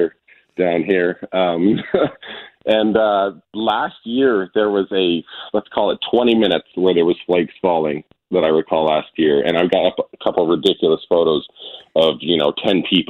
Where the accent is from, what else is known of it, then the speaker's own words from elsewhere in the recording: Shoal Lake, Manitoba, Canada; moved away as an adult; now in Las Vegas, United States; a friend I grew up with in Shoal Lake